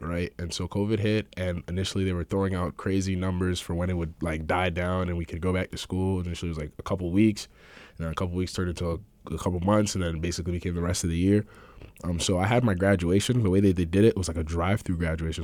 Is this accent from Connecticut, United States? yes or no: yes; Manchester, Connecticut, United States; also born or lived in Ghana / Vernon, Connecticut; I've been living in Connecticut for, uh, most of my life